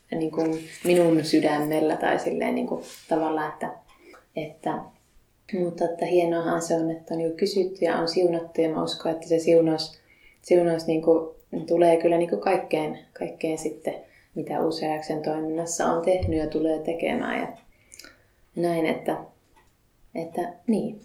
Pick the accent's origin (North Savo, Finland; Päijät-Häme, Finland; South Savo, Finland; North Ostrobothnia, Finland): North Savo, Finland; Lapinlahti; moved away as an adult; now in Kokkola, Finland; en Kokkolasta lähtöisin, vaan Savosta olen lähtöisin Lapinlahdelta